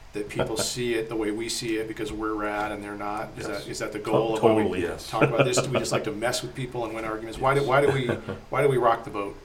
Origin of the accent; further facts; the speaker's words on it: United States; we somehow as American Christians